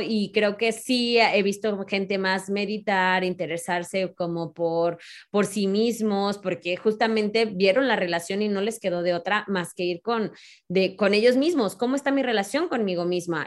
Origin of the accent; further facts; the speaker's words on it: Mexico; como mexicanos